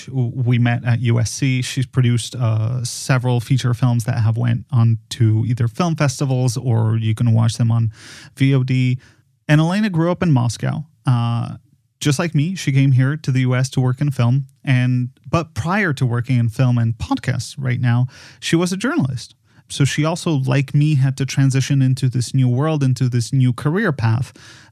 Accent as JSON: {"language": "English", "country": "Poland", "moved": "yes", "said": "I am from Poland."}